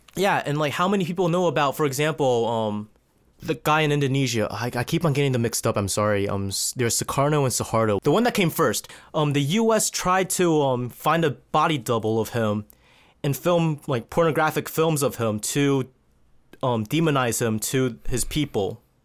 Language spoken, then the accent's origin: English; United States; us being born here away from our, you know, ancestral, ancestral homes